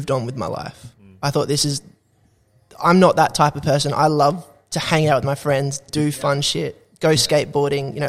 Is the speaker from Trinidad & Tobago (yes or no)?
no; Australia; also born or lived in Canada / New Zealand; being an Aussie